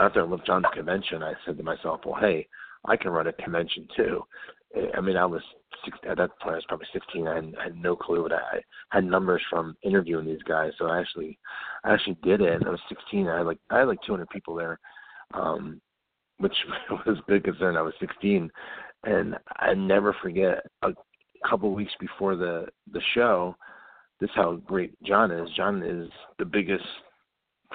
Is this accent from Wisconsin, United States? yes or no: no; New Jersey, United States; I'm from New Jersey, so up in this area